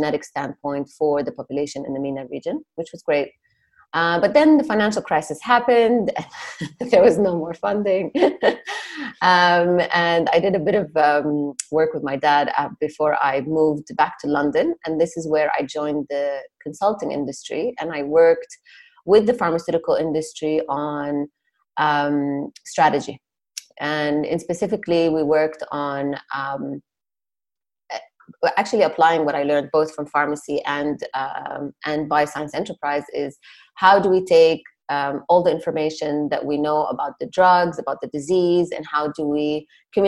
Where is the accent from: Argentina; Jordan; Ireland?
Jordan; moved away as an adult; also born or lived in Palestine / Nottingham, United Kingdom / Cambridge, United Kingdom / New York, United States; originally I'm Palestinian. I grew up in Jordan and left when I was 18